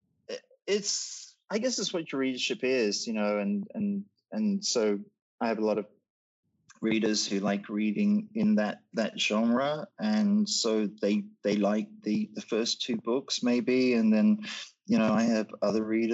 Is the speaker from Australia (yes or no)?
yes; Australia; moved away as an adult; also born or lived in Britain; growing up in Australia and then living young adulthood in Britain